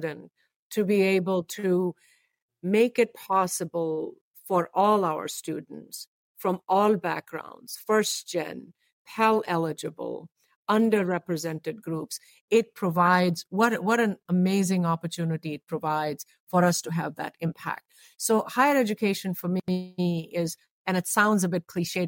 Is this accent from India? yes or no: yes; India; now in United States; I was born in India, although I have been here now majority of my life. Interestingly enough, one of the first schools I went to was a faith-based school. And the reason for that oftentimes in India